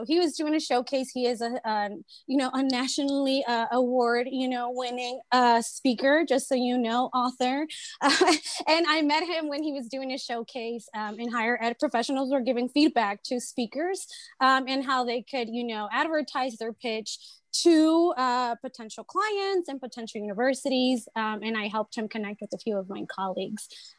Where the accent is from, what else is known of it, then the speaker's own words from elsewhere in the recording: El Paso, Texas, United States; also born or lived in Ciudad Juarez, Mexico; I'm originally from El Paso, so I come and join the beautiful voices from the 915. I'm also from Ciudad Juarez